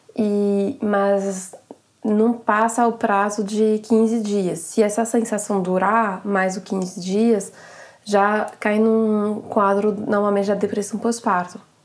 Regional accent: France; Portuguese is a second language; para mim como francesa

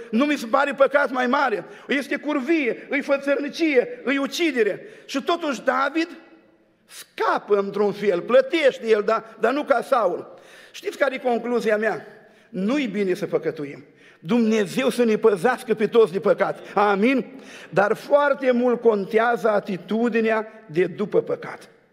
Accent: Suceava, Suceava County, Romania; Din Suceava

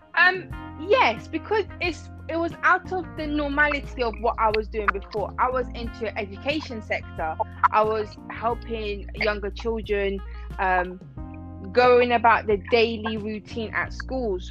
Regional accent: Iran; now in London, United Kingdom; originally I'm from Iran, but I live in um, London.

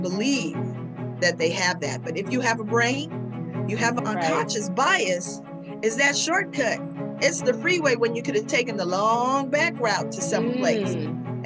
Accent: New York, United States; Growing up in New York

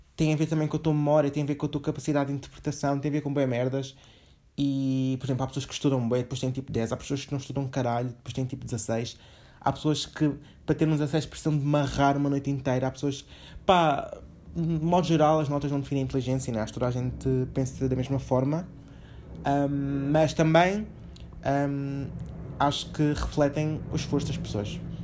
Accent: Portugal; also born or lived in Angola; eu basicamente nasci lá, vim para cá com um ano

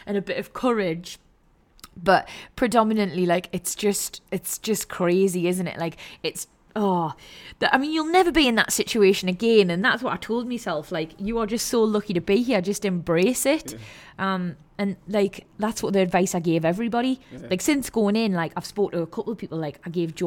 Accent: the Northeast, Geordie, North East England, United Kingdom; Being from the Northeast, being a Geordie

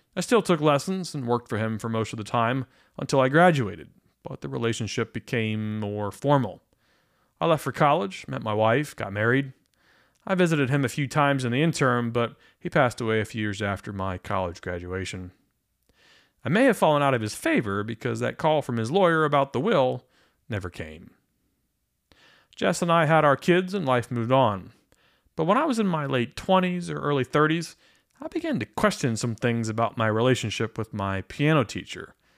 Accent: Pennsylvania, United States; I grew up in Pennsylvania

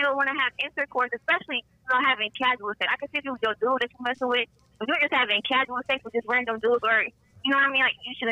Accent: Indiana, United States; I'm from Indiana.

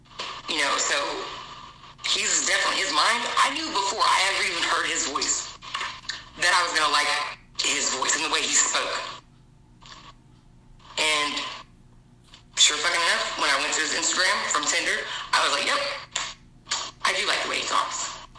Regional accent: New Jersey, United States; now in North Carolina, United States; I'm in North Carolina now. I've lived here 32 years, I think, but I was from New Jersey.

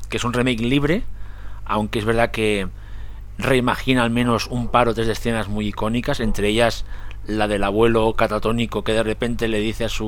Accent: Catalonia, Spain; soy catalán

